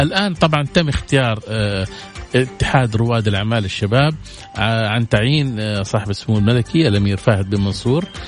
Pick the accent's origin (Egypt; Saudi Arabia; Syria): Saudi Arabia; عندنا في السعودية